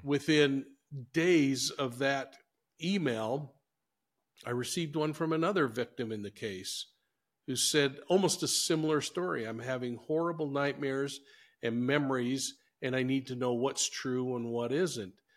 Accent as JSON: {"language": "English", "town": "Salt Lake City", "region": "Utah", "country": "United States", "tie": "born or raised there", "lives_now": "Ogden, United States", "said": "I grew up in Salt Lake City, moved in my senior year of high school."}